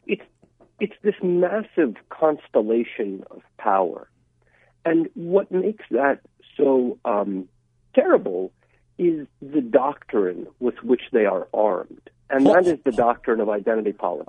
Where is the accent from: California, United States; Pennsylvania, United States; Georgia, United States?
Georgia, United States; Atlanta; also born or lived in Russia; now in Washington, D.C., United States; I immigrated here from Russia when I was just a kid. I grew up in Atlanta